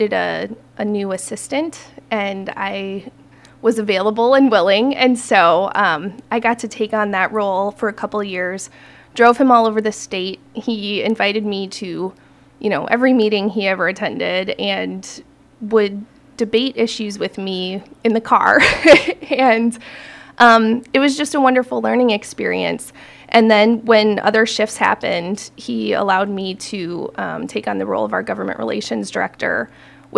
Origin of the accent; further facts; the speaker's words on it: Okabena, Minnesota, United States; I am a Minnesota girl. I grew up in Okabena, Minnesota, which is down in Jackson County, kind of by the Iowa border